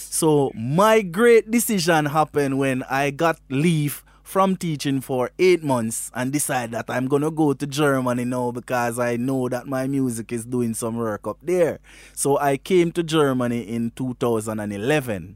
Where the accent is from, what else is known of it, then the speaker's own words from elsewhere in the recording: Westmoreland, Jamaica; I am from Westmoreland in Jamaica, you know. Westmoreland is a little rural district called Bath District in Westmoreland, there where my grandfather was a cane cutter and I grew with my grandparents.